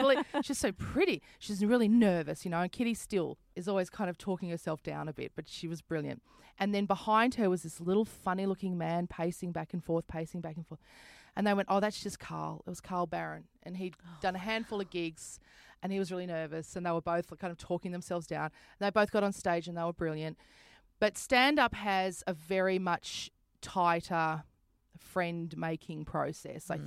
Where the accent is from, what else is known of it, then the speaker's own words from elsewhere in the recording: Brisbane, Queensland, Australia; moved away as an adult; also born or lived in St Kilda, Melbourne; I'm a comedian from Brisbane